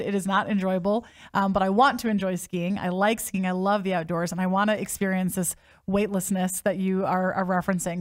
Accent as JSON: {"language": "English", "region": "Midwest", "country": "United States", "tie": "born or raised there", "said": "I grew up in the Midwest"}